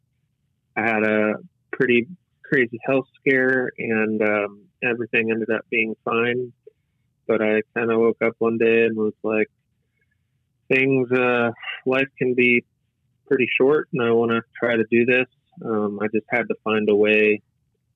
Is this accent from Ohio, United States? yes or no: no; El Segundo, California, United States; He's the owner of El Segundo Brewery Company in my hometown